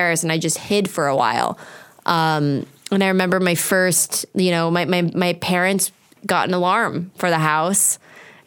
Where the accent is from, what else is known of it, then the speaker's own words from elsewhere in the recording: Apple Valley, California, United States; I grew up in Apple Valley.